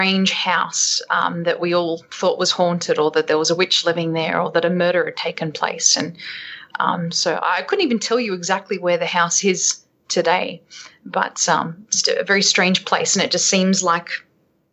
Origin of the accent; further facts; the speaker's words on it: Sydney, New South Wales, Australia; moved away; also born or lived in United States; growing up in Australia